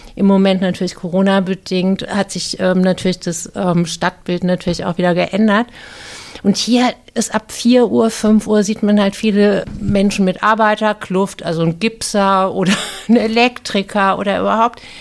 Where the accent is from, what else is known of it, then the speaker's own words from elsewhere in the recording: Viernheim, Hesse, Germany; in Firnheim groß geworden bin bei deutschen Pflegeeltern